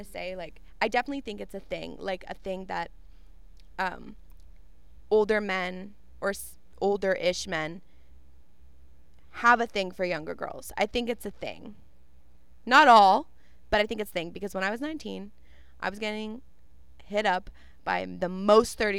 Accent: Canada; we are Canadian

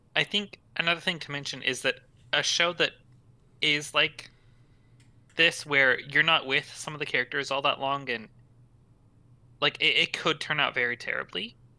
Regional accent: United States; as an American

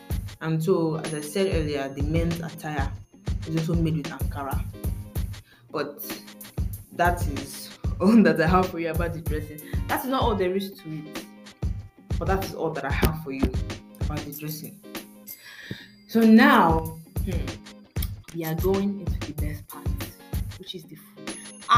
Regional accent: Oyo, Nigeria; So this delicious delicacy is a local dish of the Oyo State people, and me, I'm from Oyo State, so you know we like our amala.

